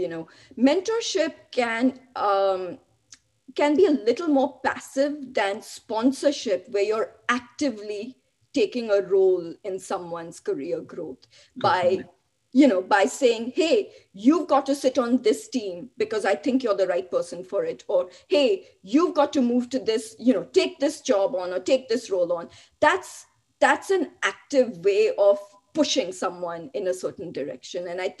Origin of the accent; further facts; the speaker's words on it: Mumbai, Maharashtra, India; now in Buffalo, United States; You know, I moved from Bombay to Buffalo. Talk about, 90 degree weather, landed straight in minus 10 degree weather.